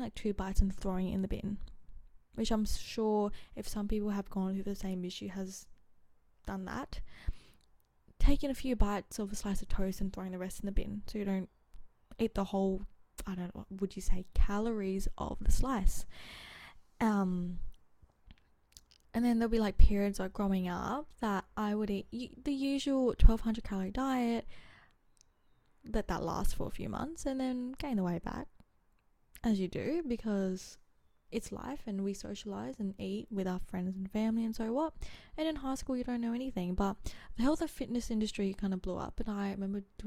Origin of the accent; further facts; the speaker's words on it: Adelaide, South Australia, Australia; also born or lived in Geraldton, Western Australia; I was born in Geraldton, Western Australia, so that's WA, I think. Oh, it's like 4 to 5 hour drive from Perth. Grew up in Adelaide ever since I was 2